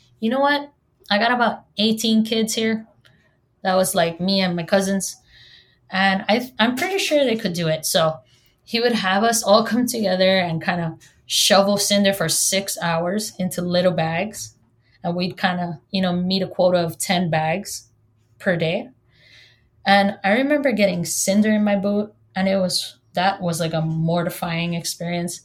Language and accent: English; Hawaii, United States; first language Hawaiian; English is a second language; I'm from Hawaii, and yes, I was born and raised here